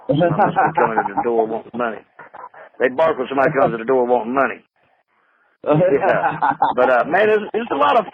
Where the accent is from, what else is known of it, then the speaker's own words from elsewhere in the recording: North Carolina, United States; now in upstate New York, United States; I'm from North Carolina